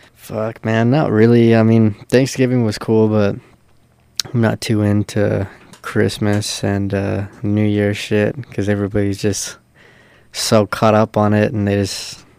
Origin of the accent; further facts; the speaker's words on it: San Pedro, California, United States; also born or lived in Torrance, California; I was uh born in Torrance, which is like ten minutes away from Pedro, but I was raised in Pedro